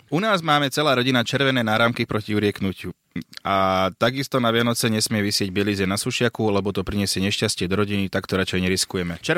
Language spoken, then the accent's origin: Slovak; India; Som z Indie a u nás je to veľmi populárna povera.